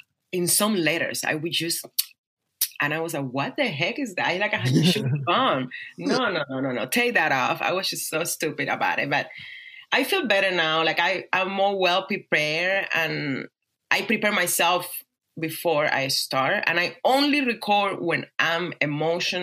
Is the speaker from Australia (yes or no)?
no; Cuba; English is a second language; now in Las Vegas, United States; my life growing up in Cuba, how I became a dancer, how I came to America